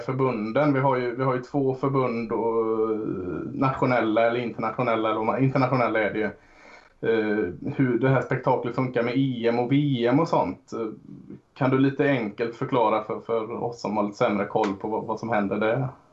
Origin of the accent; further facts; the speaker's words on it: Gothenburg, Västra Götaland, Sweden; mig som är, som är göteborgare också